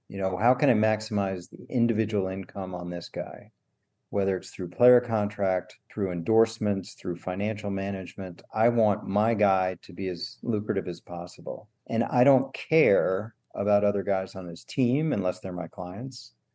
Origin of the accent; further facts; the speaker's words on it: Washington, District of Columbia, United States; moved away as an adult; also born or lived in Stanford / Boston / Green Bay; I grew up in Washington D.C.